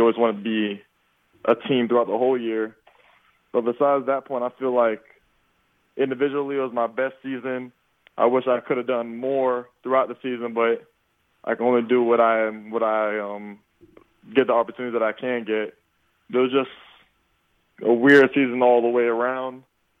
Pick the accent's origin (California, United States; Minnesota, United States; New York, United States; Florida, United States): Florida, United States; UCF being a Florida school, I kind of can have a little bit of bragging rights there, too, because I'm from Florida